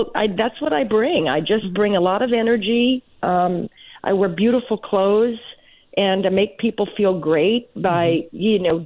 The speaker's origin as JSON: {"language": "English", "town": "Portland", "region": "Oregon", "country": "United States", "tie": "born or raised there", "also_born_or_lived": "Los Angeles / Las Vegas", "moved": "as an adult", "said": "I started when I was 10 professionally in Portland, Oregon, which is my hometown"}